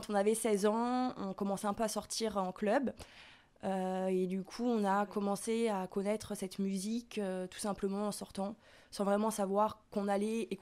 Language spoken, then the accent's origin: French; Paris, Île-de-France, France; On vient de Paris. On est né à Paris et puis ça fait euh, bientôt 25 ans qu'on y vit.